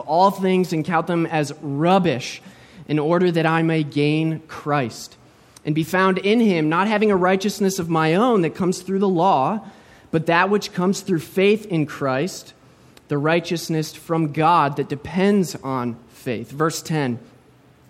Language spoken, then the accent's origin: English; United States; moved away as an adult; also born or lived in St. Petersburg, Florida; now in Vancouver, Canada; I was born and raised in the States